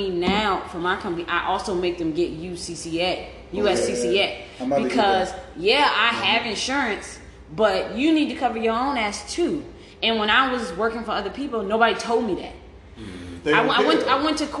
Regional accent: Buffalo, New York, United States; I'm from Buffalo

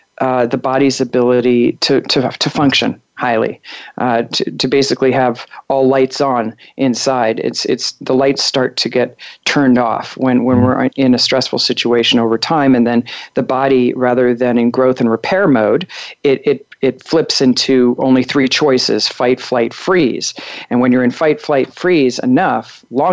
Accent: Long Island, New York, United States; moved away as an adult; also born or lived in Chicago, Illinois; now in Colorado, United States; I was born in Chicago and raised in Long Island, New York, and was there until I was, you know, right before college.

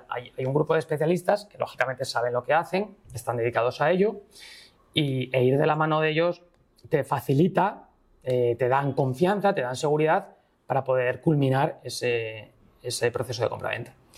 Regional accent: Asturias, Spain; soy del norte, bueno, soy asturiano

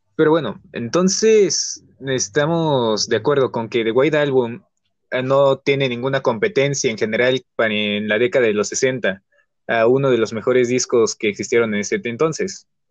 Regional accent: Mexico; somos de México

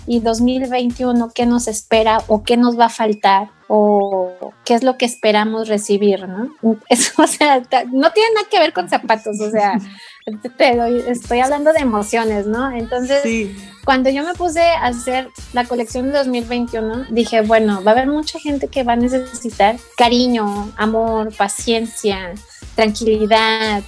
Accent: Guadalajara, Jalisco, Mexico; somos de Guadalajara

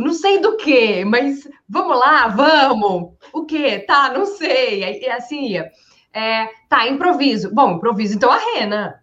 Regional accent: Rio Grande do Sul, Brazil; eu sou gaúcha

